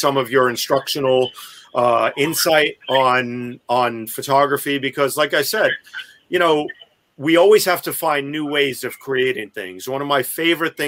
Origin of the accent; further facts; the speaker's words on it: New York City, New York, United States; I'm a New Yorker, born and bred